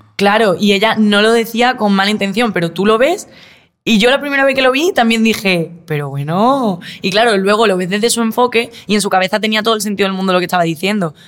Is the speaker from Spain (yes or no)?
yes; Málaga, Andalusia, Spain; moved away as an adult; now in Madrid, Spain; yo vengo de Málaga